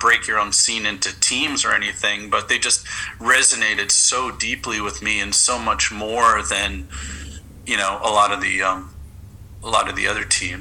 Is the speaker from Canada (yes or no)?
yes; Canada; moved away as an adult; also born or lived in New York, United States; now in Los Angeles, United States; I'm from Canada